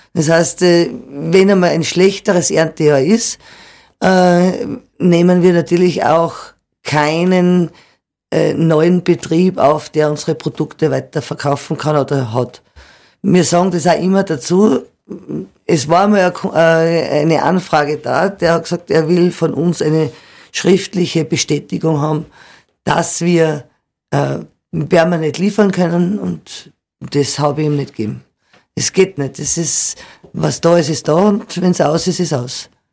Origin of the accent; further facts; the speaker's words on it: Austria; bei uns in Österreich